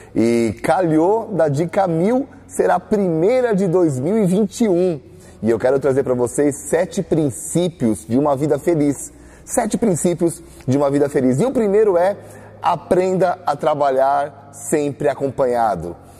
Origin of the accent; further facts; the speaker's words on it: Brazil; nós, como brasileiros